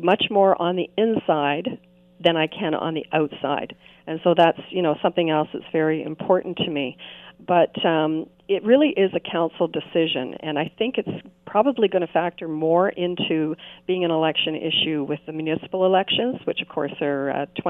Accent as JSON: {"language": "English", "town": "Greensville", "region": "Ontario", "country": "Canada", "tie": "born or raised there", "said": "I grew up in Greensville."}